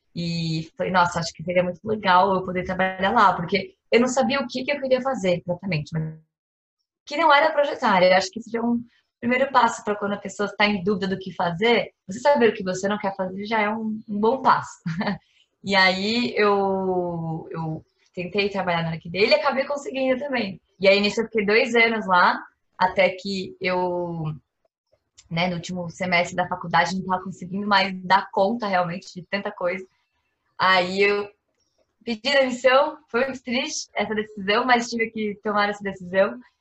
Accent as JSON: {"language": "Portuguese", "region": "São Paulo", "country": "Brazil", "said": "sou aqui de São Paulo"}